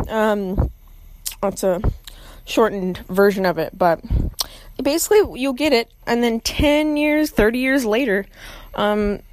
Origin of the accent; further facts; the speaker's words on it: Austin, Texas, United States; I grew up in Austin